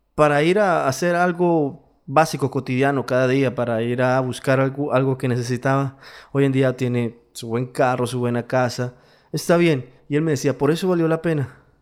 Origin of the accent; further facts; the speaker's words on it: Colombia; Yo soy latino, vivo en Latinoamérica, mi país es Colombia, soy colombiano